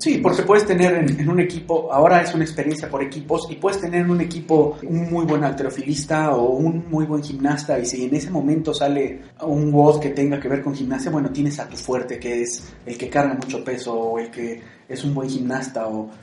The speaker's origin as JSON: {"language": "Spanish", "country": "Mexico", "said": "para nosotros como mexicanos"}